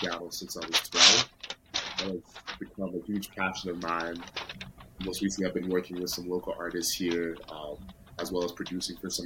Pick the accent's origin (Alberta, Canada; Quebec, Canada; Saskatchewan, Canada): Alberta, Canada; St. Albert; also born or lived in Edmonton; now in Calgary, Canada; was born in Edmonton, and I did basically all my schooling, I guess, up until grade 12 in St. Albert, which is like around 15 minutes outside of Edmonton.